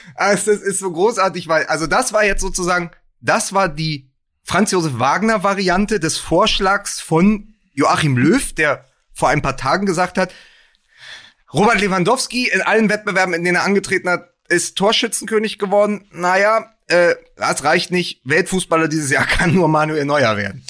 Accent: Berlin, Germany; als Berliner

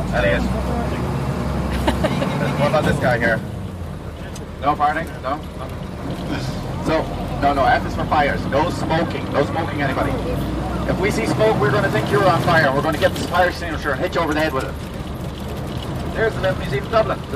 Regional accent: Switzerland; from Switzerland.

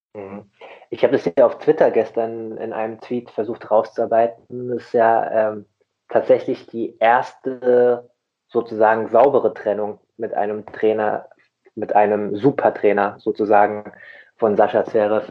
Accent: Rheingau, Hesse, Germany; now in Hamburg, Germany; Und ich bin, ich bin auch kein Hamburger. Ich habe es mir nur so angewöhnt. Ich komme ja auch aus dem schönen Rhein-Main-Gebiet, aus dem, aus dem Rheingau

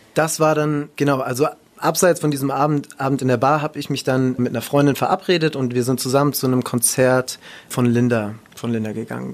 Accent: Ludwigshafen, Rhineland-Palatinate, Germany; weil Heidelberg ist ja jetzt auch nicht so weit entfernt von Ludwigshafen, wo ich aufgewachsen bin

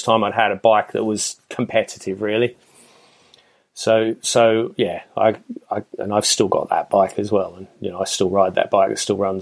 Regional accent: Australia; moved away; I'm originally Australian

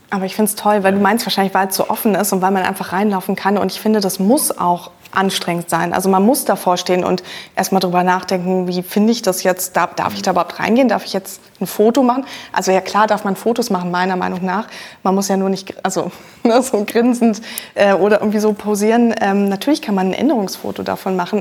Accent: Berlin, Germany; ich bin in Berlin zur Schule gegangen, da hat man natürlich auch vieles einfach vor der Tür

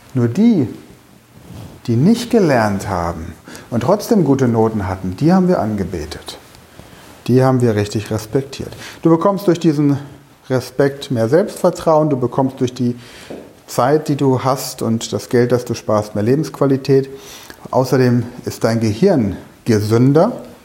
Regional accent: Germany; bei uns in Deutschland

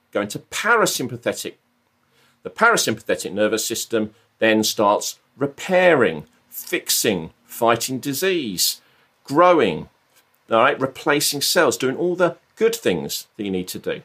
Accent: Brighton, South East England, United Kingdom; moved away as an adult; I'm, I'm from Brighton

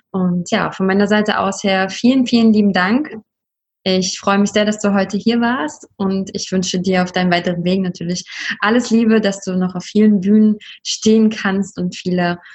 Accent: Leipzig, Saxony, Germany; Ich bin aus Leipzig, in Leipzig aufgewachsen und das ist cool.

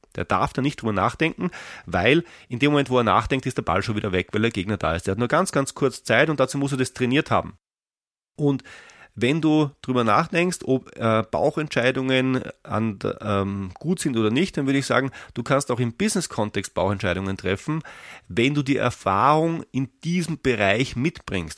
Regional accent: Austria; ich bin Österreicher

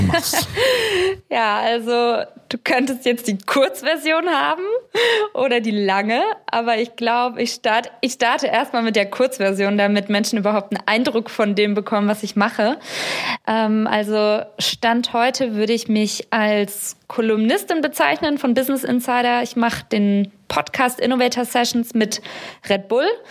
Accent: Germany; ich komme aus Deutschland

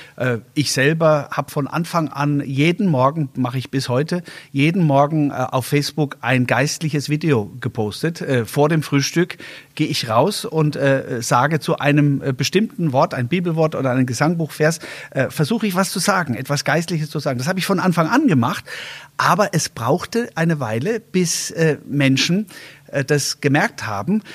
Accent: Germany; als Land, als, äh, als Deutsche

